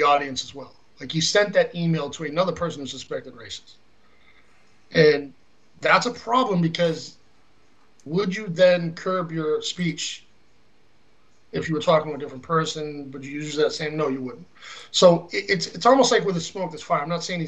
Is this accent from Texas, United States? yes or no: no; Boston, Massachusetts, United States; I grew up in Boston